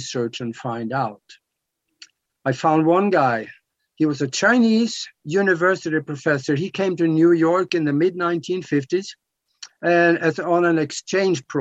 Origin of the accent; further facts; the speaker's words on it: Norway; I'm from Norway